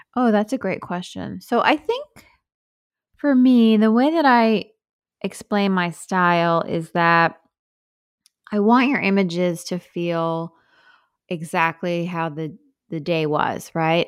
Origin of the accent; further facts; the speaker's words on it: Sag Harbor, New York, United States; moved away as an adult; now in Brooklyn, United States; I grew up in Sag Harbor